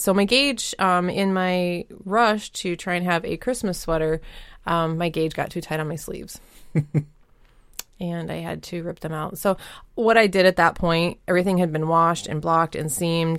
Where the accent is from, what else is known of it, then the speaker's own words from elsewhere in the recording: Colorado, United States; also born or lived in Minnesota; now in Wisconsin, United States; I grew up in Colorado